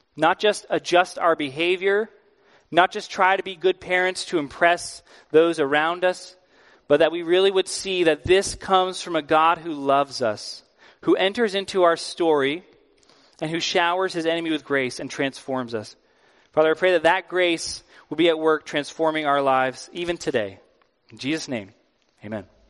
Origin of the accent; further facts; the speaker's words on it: East Coast, United States; I'm from the East Coast.